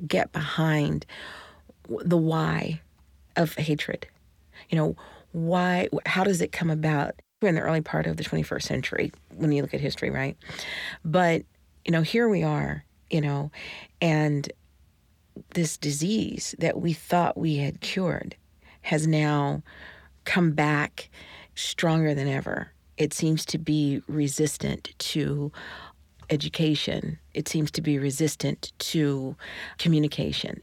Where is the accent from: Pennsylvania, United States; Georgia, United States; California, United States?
Georgia, United States; I'm from Georgia in the seventies